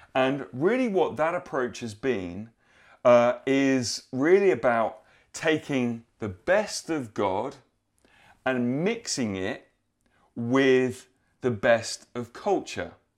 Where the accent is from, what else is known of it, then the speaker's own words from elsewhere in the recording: United Kingdom; us as upstanding British people